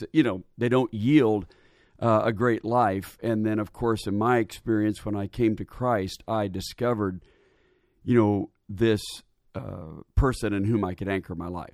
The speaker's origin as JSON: {"language": "English", "town": "Portland", "region": "Oregon", "country": "United States", "tie": "born or raised there", "also_born_or_lived": "Indiana", "moved": "yes", "lives_now": "Atlanta, United States", "said": "Born and raised in Portland, Oregon"}